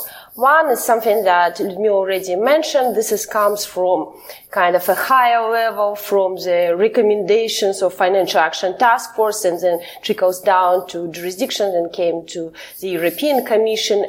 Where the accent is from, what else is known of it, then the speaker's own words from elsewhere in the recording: Kazakhstan; moved away as an adult; now in Belgium; I'm originally from Kazakhstan, but right now I live in Belgium where I have political asylum because I've been politically persecuted by my home country, Kazakhstan